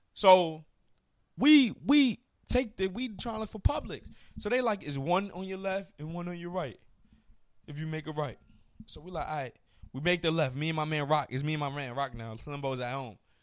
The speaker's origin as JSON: {"language": "English", "region": "New York", "country": "United States", "said": "I'm from New York."}